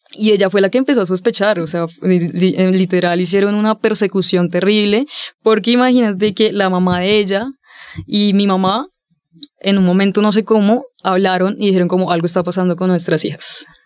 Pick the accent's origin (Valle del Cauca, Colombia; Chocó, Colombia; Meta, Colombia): Meta, Colombia; Villavicencio; yo nací eh, en un contexto bastante complejo porque soy de Villavicencio, soy de una ciudad pequeña